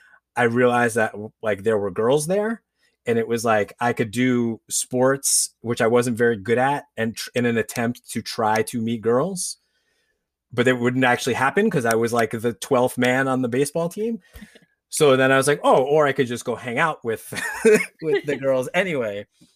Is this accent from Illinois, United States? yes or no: no; New York, United States; my mom, we grew up outside of New York City. We were in Westchester County.